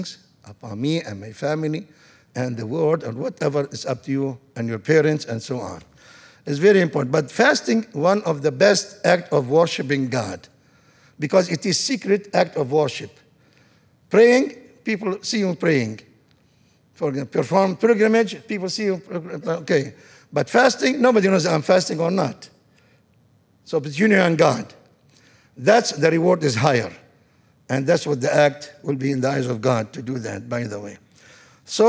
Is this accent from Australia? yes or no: no; Tripoli, North Governorate, Lebanon; moved away as an adult; now in Tarrant County, United States; Tripoli, I'm from Tripoli, Beirut, and Tripoli, second city in Lebanon